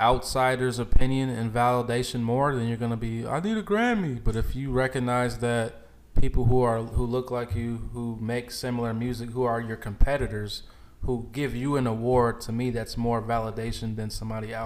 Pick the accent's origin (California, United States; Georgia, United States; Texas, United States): Georgia, United States; Decatur; I grew up with him on Decatur.